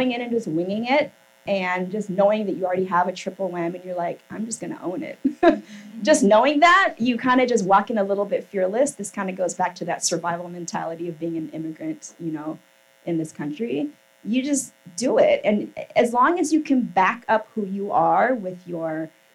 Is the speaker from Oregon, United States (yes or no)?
yes; Portland, Oregon, United States; born or raised there; moved away as an adult; also born or lived in New York